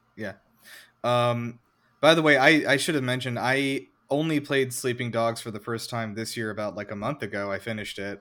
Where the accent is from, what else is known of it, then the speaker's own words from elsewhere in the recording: United States; being an American